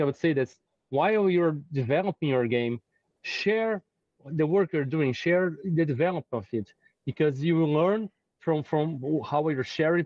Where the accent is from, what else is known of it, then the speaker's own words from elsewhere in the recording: Brazil; I'm not from the United States or Europe. I'm from Brazil.